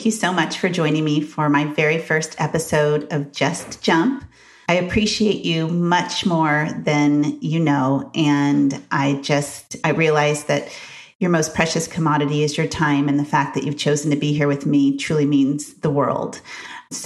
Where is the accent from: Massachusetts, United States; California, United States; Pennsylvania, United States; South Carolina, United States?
California, United States; Grover Beach; also born or lived in Santa Maria, California; I was born in Santa Maria, California, and moved to a small little beach town called Grover City, California. It's now called Grover Beach